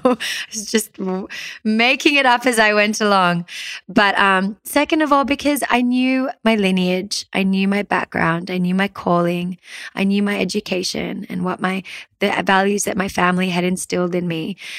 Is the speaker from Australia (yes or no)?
yes; Sydney, New South Wales, Australia; also born or lived in Peru; I grew up in Sydney, Australia, and I had a pretty typical suburban Sydney upbringing